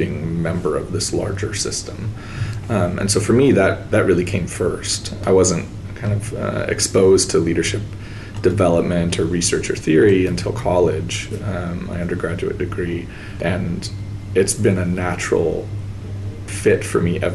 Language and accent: English; Portland, Oregon, United States; I grew up in Portland, Oregon